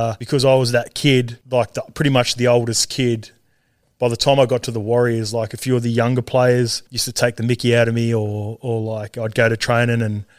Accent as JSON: {"language": "English", "town": "Sydney", "region": "New South Wales", "country": "Australia", "tie": "born or raised there", "also_born_or_lived": "Auckland, New Zealand / England", "said": "And then when I was three, we moved back to Australia. I grew up in like Western Sydney out St. Clair Way near Penrith."}